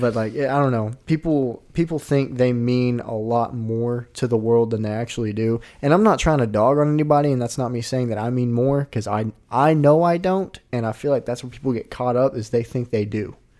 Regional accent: Arkansas, United States; I'm from Arkansas

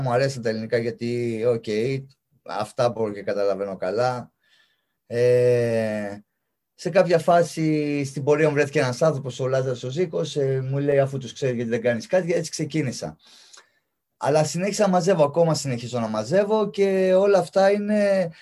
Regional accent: Larissa, Thessaly, Greece; εγώ είμαι Λαρισαίος

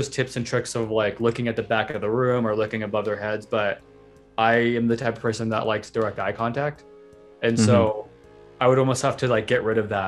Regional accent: San Francisco, California, United States; I grew up in San Francisco

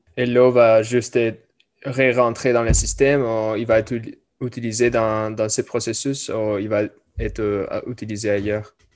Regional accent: California, United States; now in Quebec, Canada; je viens de la Californie

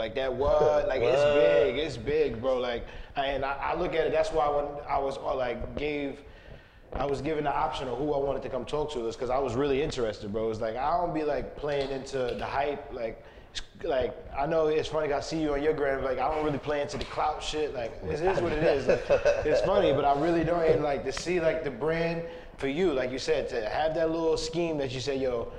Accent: New York, United States; I really don't. I'm from New York.

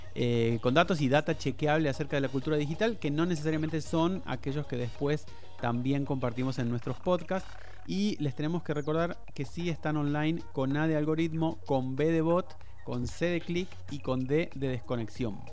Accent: Argentina; nosotros lo pensamos como argentinos

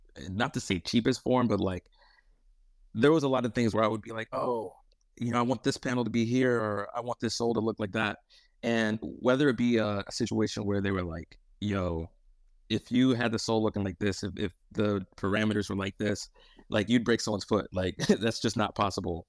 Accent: Michigan, United States; moved away as an adult; now in Los Angeles, United States; born and raised in Michigan for my whole life

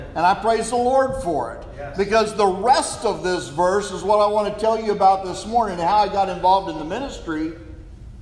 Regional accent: southeast Kansas, United States; also born or lived in Samoa; I was raised in southeast Kansas farm communities

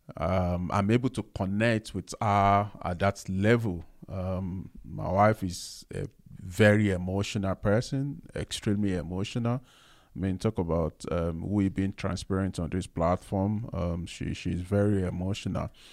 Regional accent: Nigeria; me being a Nigerian, growing up as a man

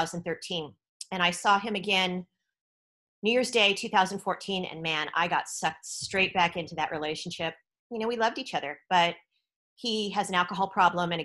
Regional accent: East Bay, San Francisco Bay Area, California, United States; moved away as an adult; also born or lived in Oakland / San Jose / Silicon Valley; now in Thailand; I'm originally from the Bay Area. So I was born in Oakland, right across the bay from San Francisco. And I grew up in the East Bay

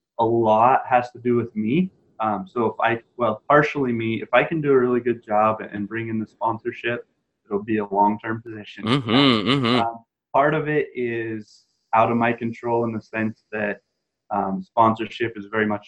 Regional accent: southeast Idaho, United States; growing up in Idaho, we get snow in the winter

